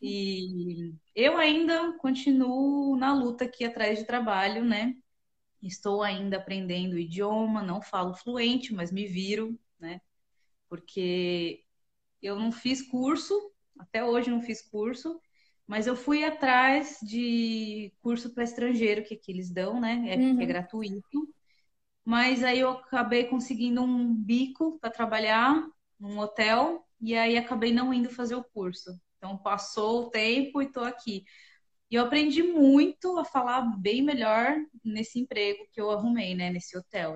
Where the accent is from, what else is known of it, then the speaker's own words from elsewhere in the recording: Guarulhos, São Paulo, Brazil; moved away as an adult; now in Italy; Eu sou de Guarulhos, né, São Paulo